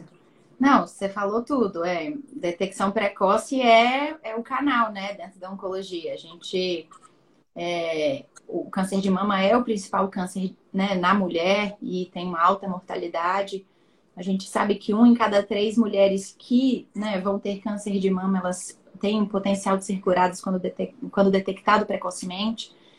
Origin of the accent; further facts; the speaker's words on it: Espírito Santo, Brazil; nós dois somos capixabas, conterrâneos